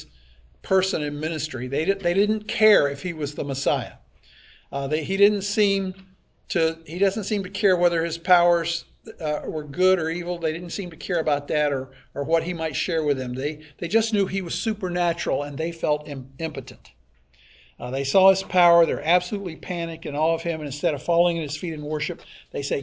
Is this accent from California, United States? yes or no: no; Pinellas County, Florida, United States; I grew up here in Pinellas County when it was far more rural than it is now